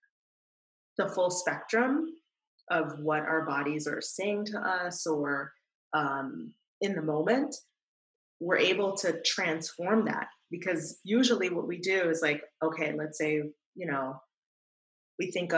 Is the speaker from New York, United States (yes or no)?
yes; New York City, New York, United States; growing up in New York City